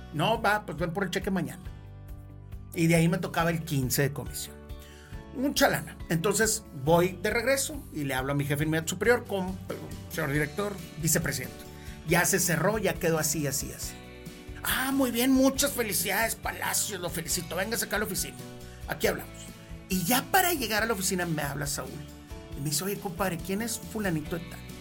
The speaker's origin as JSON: {"language": "Spanish", "town": "Monterrey", "region": "Nuevo León", "country": "Mexico", "said": "siempre he sido regiomontano, aquí vivo, aquí voy a vivir toda mi vida, me encanta mi pueblo."}